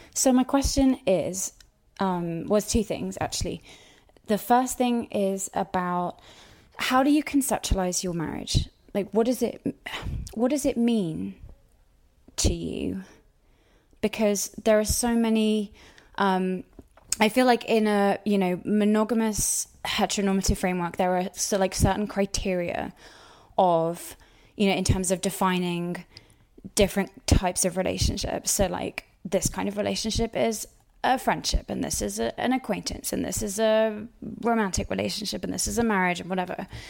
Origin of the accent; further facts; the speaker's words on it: United Kingdom; I'm British